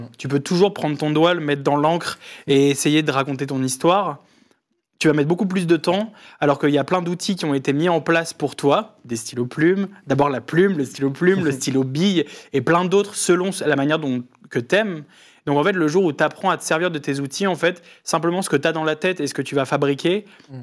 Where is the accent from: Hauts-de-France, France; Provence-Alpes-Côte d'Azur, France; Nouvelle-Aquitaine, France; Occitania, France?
Hauts-de-France, France; Lille; je viens de Lille